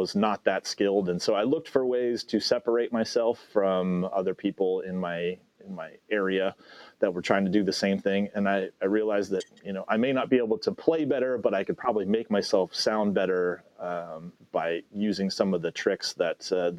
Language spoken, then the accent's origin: English; Midwest, United States; moved away as an adult; also born or lived in Arizona / Southern California; I'm from the Midwest